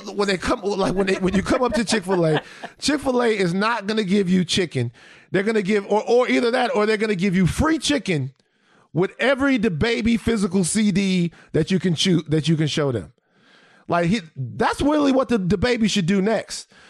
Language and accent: English; Baton Rouge, Louisiana, United States; I come from South Baton Rouge, right? I come from a specific place, a particular place, with a particular group of people